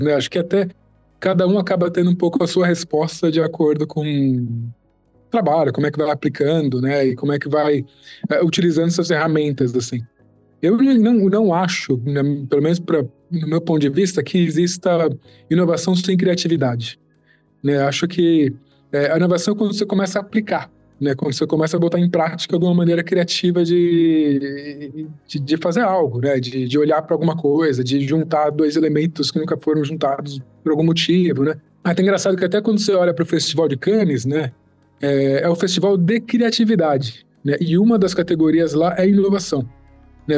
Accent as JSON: {"language": "Portuguese", "region": "São Paulo", "country": "Brazil", "said": "Sou da FAAP também, sou de São Paulo."}